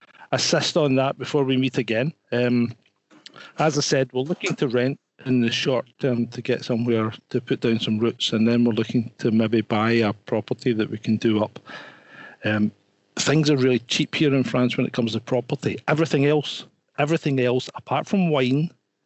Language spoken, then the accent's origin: English; Scotland, United Kingdom; Being Scottish, it doesn't help because I sound half cut anyway before I even start speaking.